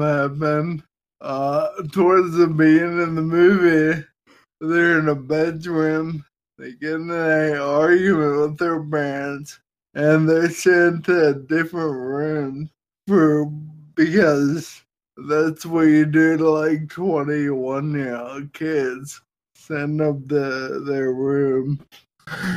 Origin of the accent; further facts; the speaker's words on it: United States; I'm an American